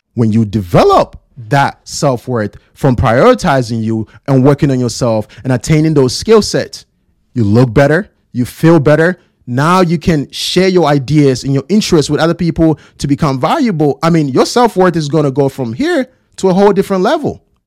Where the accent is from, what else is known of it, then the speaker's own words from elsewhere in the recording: Ghana; born and raised in Ghana